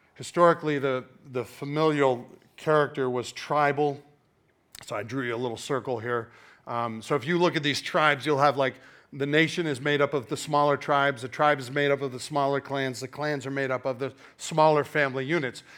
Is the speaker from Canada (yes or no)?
yes; Canada; now in United States; I was born in Canada